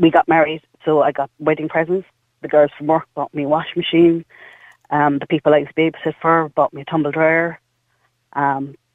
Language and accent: English; Cork, Munster, Ireland; Now we're from Cork